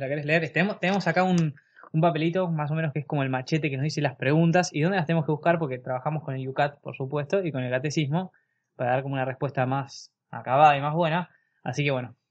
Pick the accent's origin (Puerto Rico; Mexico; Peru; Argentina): Argentina; La Plata, Buenos Aires Province; somos de La Plata, de la diócesis de La Plata, provincia de Buenos Aires, en Argentina.